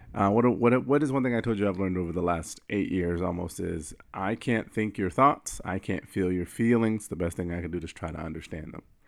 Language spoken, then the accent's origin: English; Florida, United States; I wear reef sandals 'cause I'm from Florida